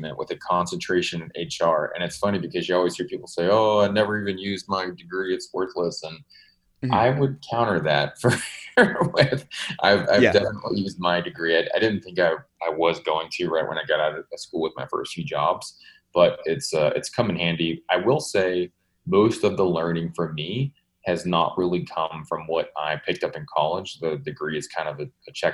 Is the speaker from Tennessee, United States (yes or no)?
no; Baton Rouge, Louisiana, United States; I grew up in Baton Rouge, Louisiana, and I had a great upbringing